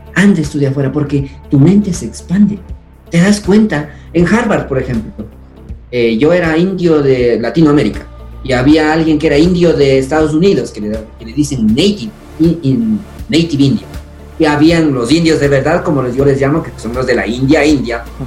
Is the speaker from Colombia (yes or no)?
no; Chibuleo, Tungurahua, Ecuador; first language Kichwa; Spanish is a second language; also born or lived in Boston, United States; Fui un niño feliz como todo niño que vivió en esa época aquí en Chipuleo